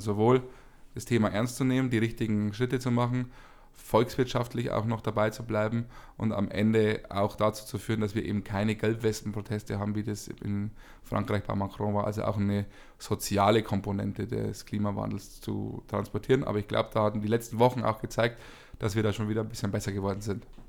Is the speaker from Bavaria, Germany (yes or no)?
yes; Bavaria, Germany; bei uns in Bayern